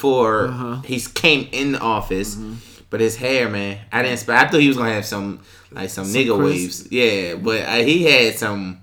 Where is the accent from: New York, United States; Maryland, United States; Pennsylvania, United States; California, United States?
Maryland, United States; Baltimore; moved away; Maryland. Baltimore